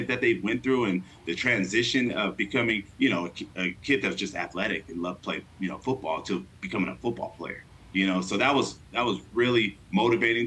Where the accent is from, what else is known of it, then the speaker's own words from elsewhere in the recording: Fontana, California, United States; moved away as an adult; also born or lived in Newport Beach, California; now in San Diego, United States; I grew up in Fontana